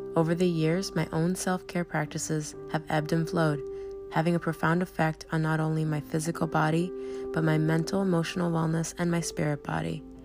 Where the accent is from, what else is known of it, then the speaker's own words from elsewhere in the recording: Miami, Florida, United States; moved away as an adult; also born or lived in southern New Hampshire; now in New Hampshire, United States; I'm originally from Miami and I moved to New England when I started